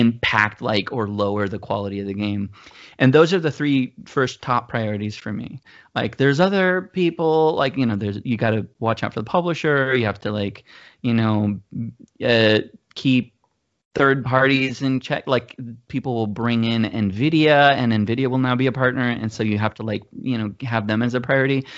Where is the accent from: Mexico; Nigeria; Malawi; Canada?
Mexico; moved away as an adult; also born or lived in Georgia, United States; now in United States; I grew up in Mexico